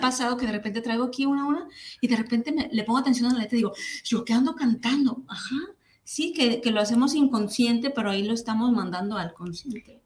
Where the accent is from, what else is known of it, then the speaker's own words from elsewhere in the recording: Mexico; como mexicanos